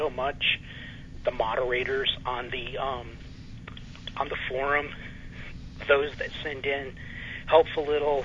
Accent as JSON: {"language": "English", "region": "New England", "country": "United States", "tie": "born or raised there", "said": "I grew up in New England"}